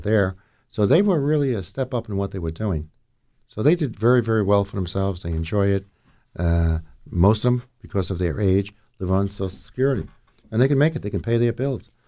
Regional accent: Jersey City, New Jersey, United States; now in Ocean County, United States; I'm originally from North Jersey. I'm a Jersey City guy

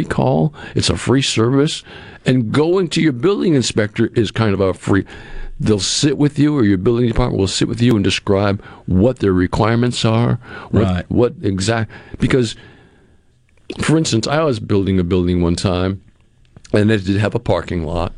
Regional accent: Massachusetts, United States; moved away; I grew up in areas where I grew up in Massachusetts. They call everything a town up there.

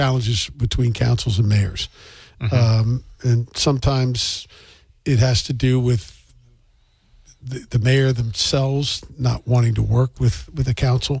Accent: Maryland, United States; now in New Bedford, United States; I was somebody who was new here. I was from Maryland

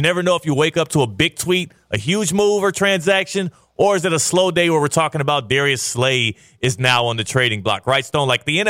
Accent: Texas, United States; moved away; in my home state, Texas. Frisco, Texas, to be exact.

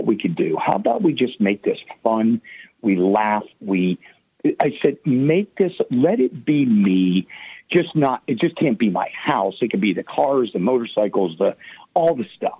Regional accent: Pittsburgh, Pennsylvania, United States; I'm from Pittsburgh

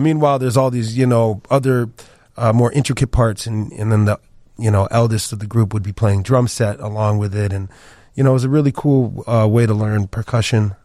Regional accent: the Pioneer Valley, Western Massachusetts, United States; also born or lived in Paris, France / Chicago; I grew up in Western Massachusetts, the Pioneer Valley

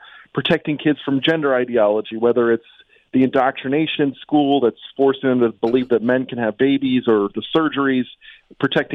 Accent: Illinois, United States; now in Washington, D.C., United States; I'm from Illinois

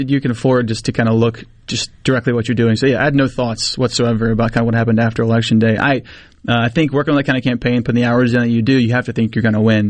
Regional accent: Mississippi, United States; I'm 19 from Mississippi

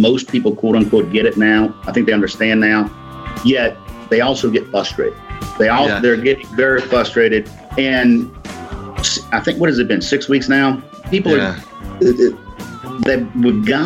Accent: New Orleans, Louisiana, United States; moved away as an adult; now in Mississippi, United States; I grew up in New Orleans, graduated from Jesuit High School in 1985, and went to Ole Miss.

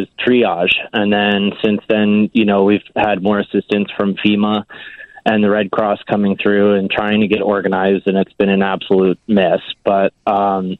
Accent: Zion, Illinois, United States; moved away as an adult; also born or lived in Chicago, United States / Seattle, United States; now in Maui, United States; I'm from Zion originally.

